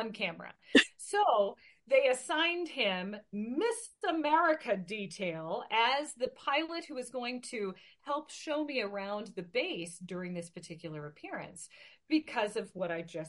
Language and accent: English; Portland, Oregon, United States; now in Klamath Falls, United States; my hometown base, at the Portland Air Guard base in Portland, Oregon